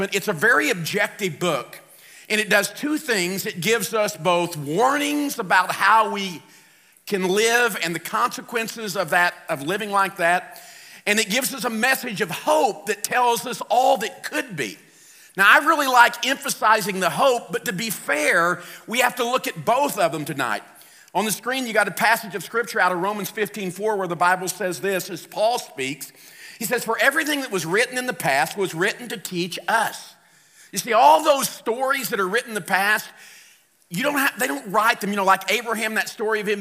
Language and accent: English; St. Louis, Missouri, United States; I'm from St. Louis